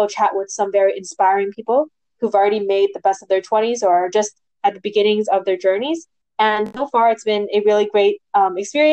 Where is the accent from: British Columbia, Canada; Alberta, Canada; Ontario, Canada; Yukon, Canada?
British Columbia, Canada; Vancouver; I'm from Vancouver, BC, Canada.